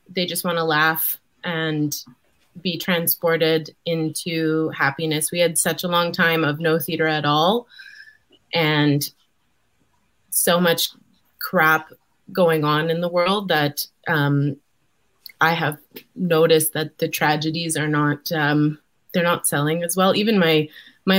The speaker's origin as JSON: {"language": "English", "town": "Red Deer", "region": "Alberta", "country": "Canada", "tie": "born or raised there", "said": "I grew up in Red Deer, Alberta."}